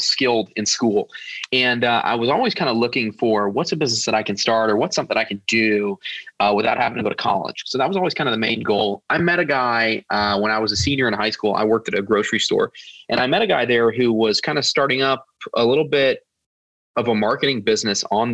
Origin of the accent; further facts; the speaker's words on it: Nashville, Tennessee, United States; I'm from Nashville, Tennessee. So kind of the southern part over here in the United States.